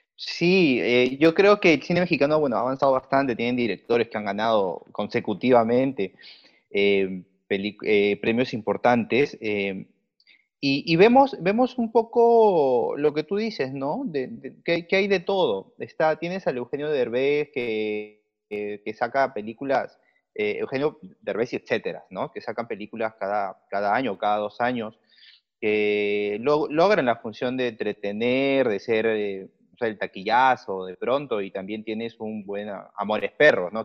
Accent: Lima, Peru; yo soy limeño, soy peruano.

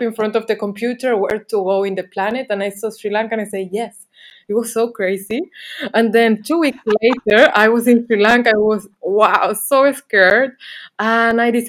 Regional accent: Canary Islands, Spain; English is a second language; moved away as an adult; also born or lived in Barcelona / England; I'm from Canary Islands, and then I lived some bit in Barcelona

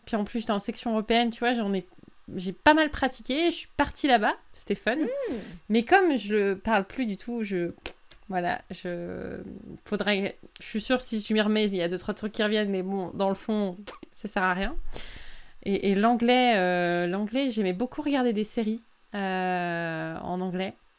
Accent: France; first language French; je suis née en France, de famille française. Je parle français depuis que j'ai zéro ans

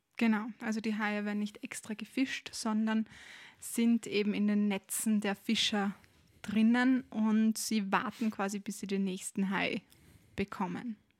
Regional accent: Austria; bei uns in Österreich

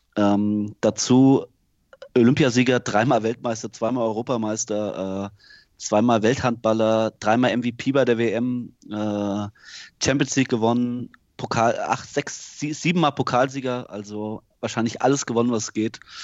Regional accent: Germany; als Deutscher

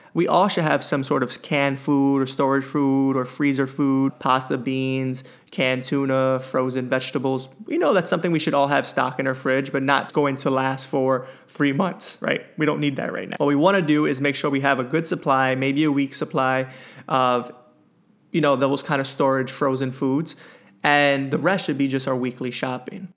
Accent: New York, United States; as a New Yorker

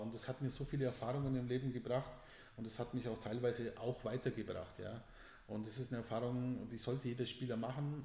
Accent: Southern Germany, Germany; also born or lived in Spain; bei uns im Süden

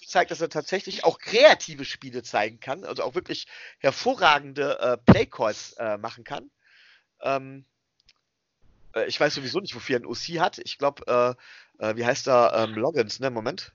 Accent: Germany; wir kommen hier aus Deutschland

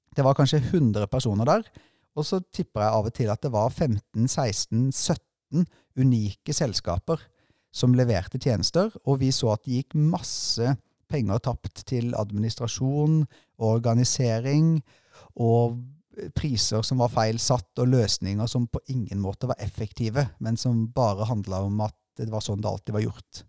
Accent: Sørlandet, Southern Norway, Norway; moved away; kom fra en korpsbygd hjemme på Sørlandet

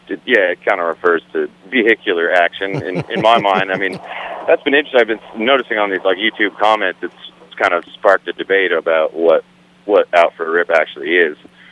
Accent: Kingston, Ontario, Canada; accent: hoser; I grew up in Ontario, Canada, a town called Kingston.

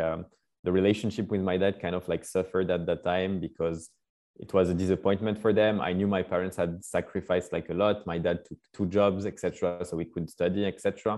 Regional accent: Paris, Île-de-France, France; also born or lived in Scotland; So I grew up in Paris, France.

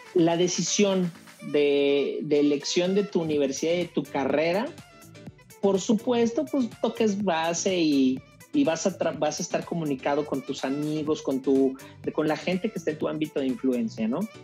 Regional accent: Mexico; somos mexicanos

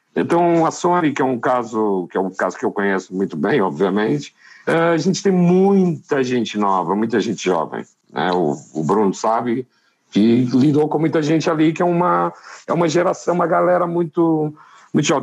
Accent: Fundão, Centro, Portugal; born or raised there; moved away

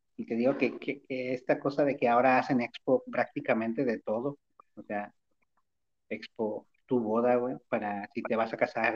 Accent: Guadalajara, Jalisco, Mexico; soy de Guadalajara

